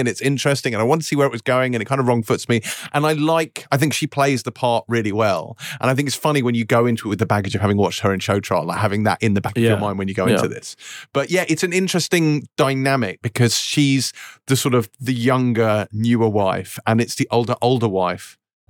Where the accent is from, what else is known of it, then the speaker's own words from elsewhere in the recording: New Zealand; Man, I'm from New Zealand.